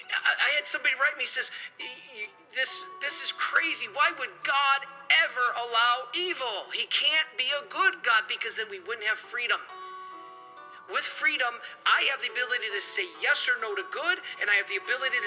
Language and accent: English; Detroit, Michigan, United States; I love soda. I'm from Detroit, especially Faygo. That's like my favorite thing in the whole world.